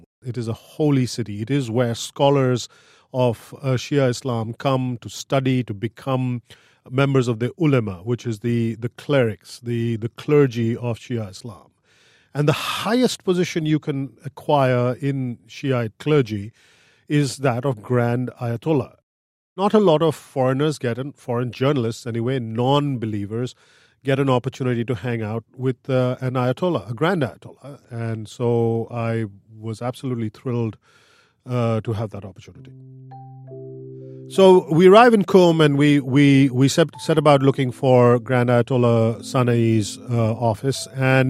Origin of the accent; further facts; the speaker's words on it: India; I'm an editor-at-large at Quartz. I grew up in India, and when I was 5 or 6 years old, our upstairs neighbor went to Iran and came back.